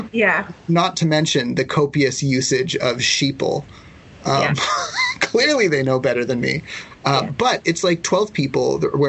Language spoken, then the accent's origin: English; Ladner, British Columbia, Canada; I grew up in Ladner